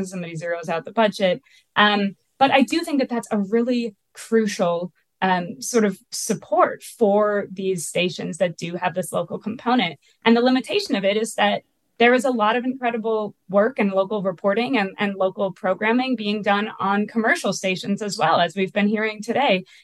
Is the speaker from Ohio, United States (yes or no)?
no; Minneapolis, Minnesota, United States; I'm from the Midwest. I live in Minneapolis. I, I was born and raised here